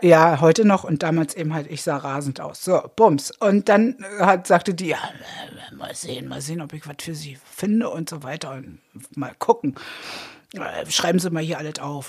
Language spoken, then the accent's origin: German; Berlin, Germany; Ich komme aus Treptow